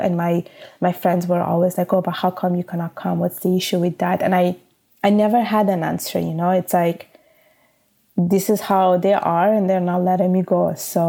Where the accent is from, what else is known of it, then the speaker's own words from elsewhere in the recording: Italy; moved away as an adult; now in Canada; I was born in Italy and I grew up my whole life in Italy. And my parents are from Bangladesh.